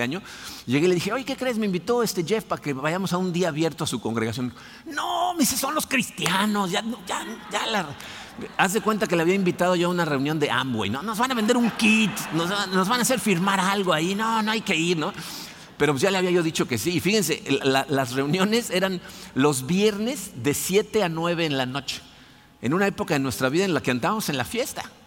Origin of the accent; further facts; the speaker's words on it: Mexico City, Mexico; moved away; crecí en la Ciudad de México católico